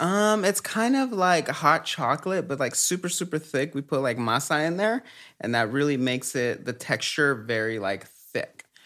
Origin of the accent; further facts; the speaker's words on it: Los Angeles, California, United States; also born or lived in Mexico; I was born in Mexico and then we migrated to the U S when I was super young and grew up in Echo Park